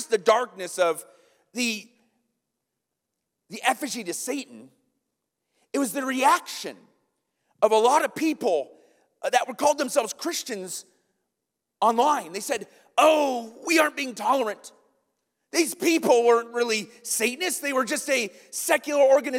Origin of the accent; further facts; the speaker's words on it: Iowa, United States; now in Kenosha, United States; I'm from Iowa